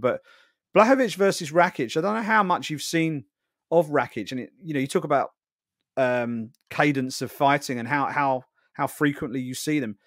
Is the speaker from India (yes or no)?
no; United Kingdom; I'm a Brit